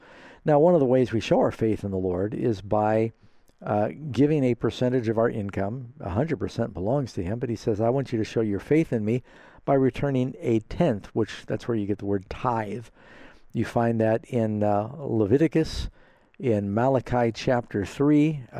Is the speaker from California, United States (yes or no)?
no; New York City, New York, United States; I grew up mostly in New York City.